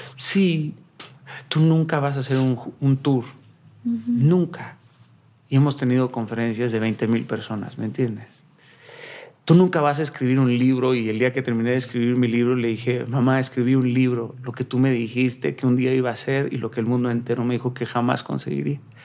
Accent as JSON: {"language": "Spanish", "town": "Mazatlán", "region": "Sinaloa", "country": "Mexico", "said": "yo soy de Mazatlán, Sinaloa"}